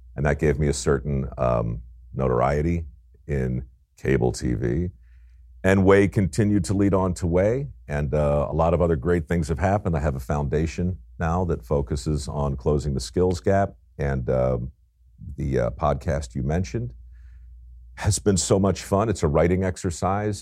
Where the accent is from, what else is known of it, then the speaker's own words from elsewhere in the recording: Baltimore, Maryland, United States; as a young guy growing up in Baltimore